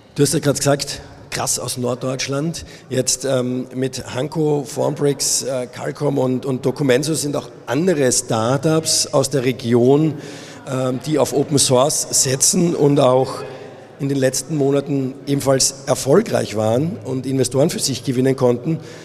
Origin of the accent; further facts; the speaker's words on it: Austria; now in Munich, Germany; ich bin Österreicher